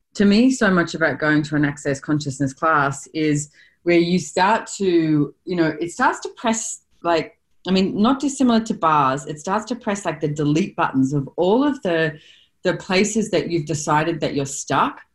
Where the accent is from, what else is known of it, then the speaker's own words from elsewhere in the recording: Australia; as an Australian